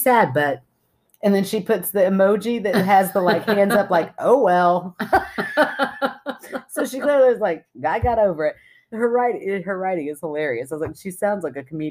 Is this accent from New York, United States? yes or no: no; Kentucky, United States; We're those rare Kentucky city people